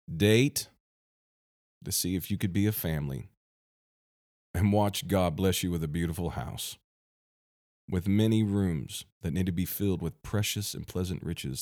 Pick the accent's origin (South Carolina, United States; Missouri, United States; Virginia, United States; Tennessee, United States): Missouri, United States; my home state, Missouri.